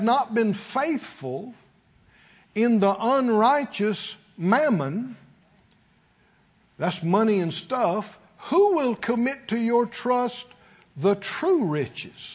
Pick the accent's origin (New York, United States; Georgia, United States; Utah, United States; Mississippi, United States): Mississippi, United States; moved away; we're from the country. We're from Mississippi